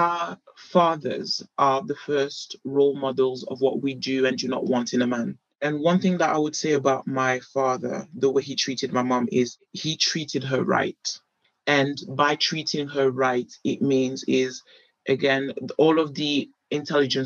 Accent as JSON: {"language": "English", "country": "United Kingdom", "tie": "born or raised there", "said": "I grew up in Europe, I'm a British girl"}